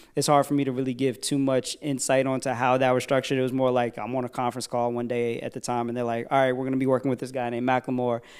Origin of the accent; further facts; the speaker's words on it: Virginia, United States; I'm from Virginia